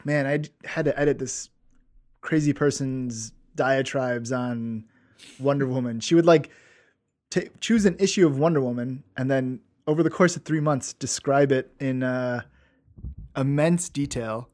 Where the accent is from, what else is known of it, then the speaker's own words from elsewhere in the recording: Forest Park, United States; I grew up in Forest Park